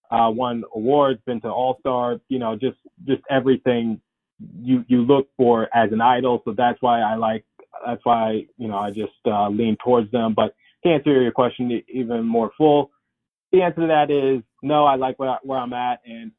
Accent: Detroit, Michigan, United States; now in Philadelphia, United States; I am currently living in Philadelphia. I was raised in Detroit, Michigan.

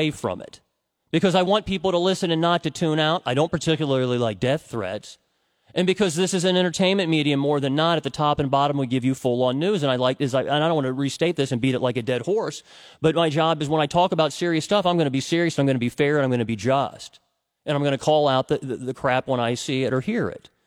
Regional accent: United States; also born or lived in Cincinnati, Ohio; I'm an American

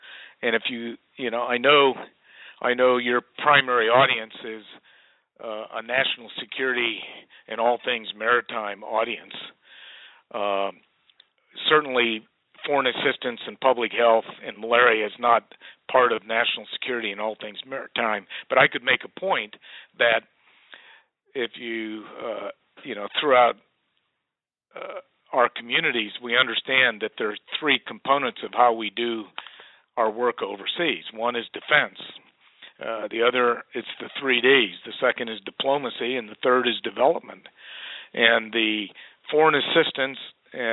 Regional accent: United States; we as American citizens

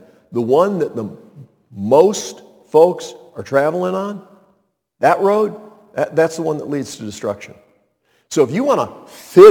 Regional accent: Montreat, North Carolina, United States; where I grew up, Montreat

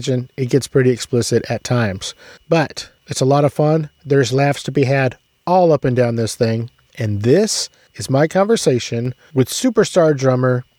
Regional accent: San Antonio, Texas, United States; I'm from San Antonio

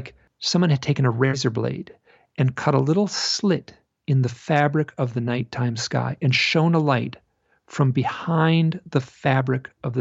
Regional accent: Michigan, United States; I grew up in Michigan

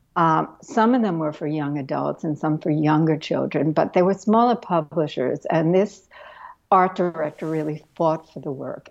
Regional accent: New York City, New York, United States; I grew up in Brooklyn.

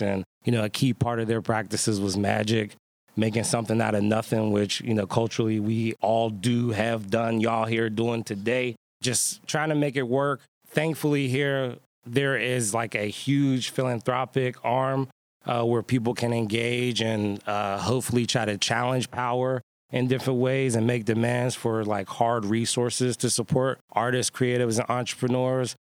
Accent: Pittsburgh, Pennsylvania, United States; born and bred in the Hill District. Went to all the public schools here

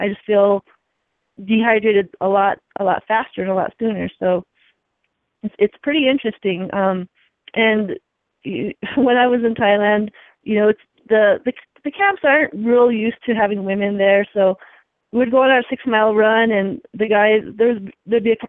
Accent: Santa Fe, New Mexico, United States; I'm in my hometown

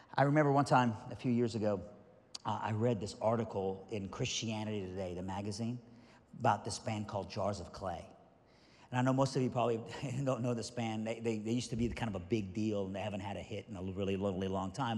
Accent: Iran; moved away; I'm originally from Iran, so I'm Middle Eastern

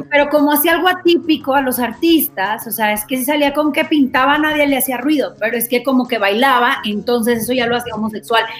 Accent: Monterrey, Nuevo León, Mexico; Yo soy de Monterrey, allá en Monterrey

